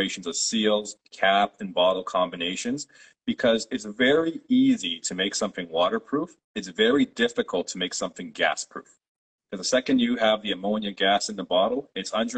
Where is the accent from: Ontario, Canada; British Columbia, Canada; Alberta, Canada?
Ontario, Canada; Toronto; first language Polish; English is a second language; I was born myself in Toronto, Canada, it was a few years after my parents immigrated. So actually, I grew up speaking Polish as my first language